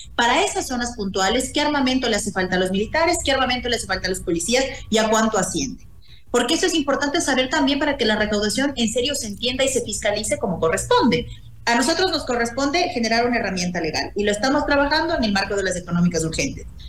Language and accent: Spanish; Mejía Canton, Pichincha, Ecuador; estuve en el Cantón Mejía, que es de donde yo soy